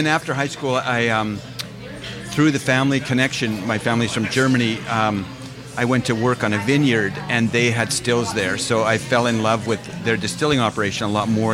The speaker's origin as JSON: {"language": "English", "town": "Edmonton", "region": "Alberta", "country": "Canada", "tie": "born or raised there", "moved": "yes", "lives_now": "Vancouver, Canada", "said": "my family growing up in Edmonton"}